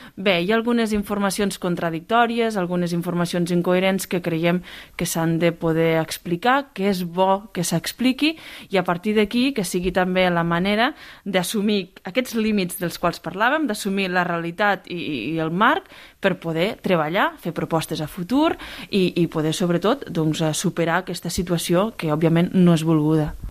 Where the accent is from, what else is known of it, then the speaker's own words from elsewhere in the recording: Pla d'Urgell, Catalonia, Spain; jo em quedo amb, la meva, amb el poble, amb la meva comarca, amb la plana d'Urgell